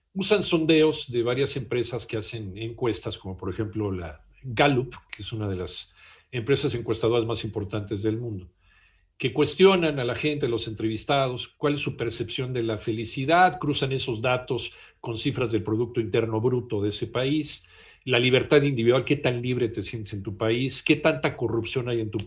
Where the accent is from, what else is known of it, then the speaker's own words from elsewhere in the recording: Mexico; a los mexicanos